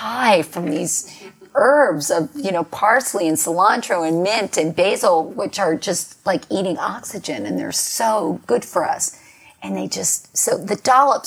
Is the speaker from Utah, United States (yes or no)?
no; New York, United States; when I was growing up in New York